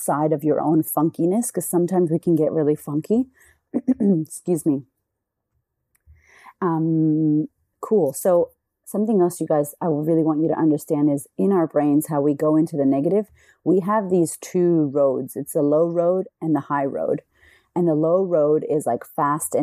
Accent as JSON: {"language": "English", "country": "United States", "moved": "yes", "lives_now": "Australia", "said": "I'm American in Australia"}